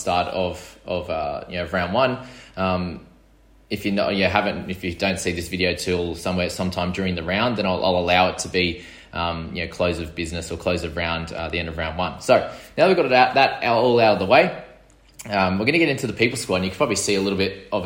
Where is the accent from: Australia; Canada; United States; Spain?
Australia; Sydney, New South Wales; I'm from New South Wales in Sydney